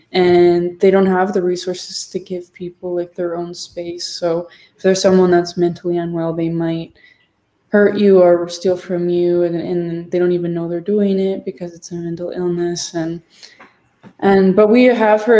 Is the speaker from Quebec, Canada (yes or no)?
no; Collingwood, Ontario, Canada; where I grew up in Collingwood